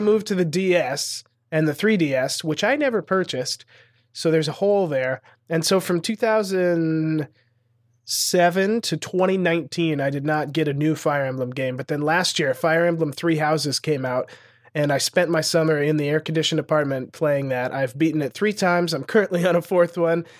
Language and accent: English; Montana, United States; moved away as an adult; also born or lived in Los Angeles; growing up in Montana, there's not a lot of, like, comedy opportunities